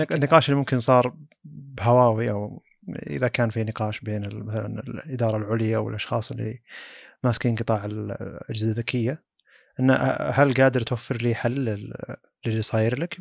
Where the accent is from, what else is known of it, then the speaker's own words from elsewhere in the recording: Saudi Arabia; عندنا بالسعوديه